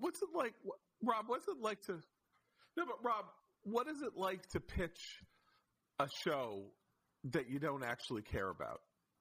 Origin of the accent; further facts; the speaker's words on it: United States; I'm a teenager. I'm growing up in the United States in the 70s.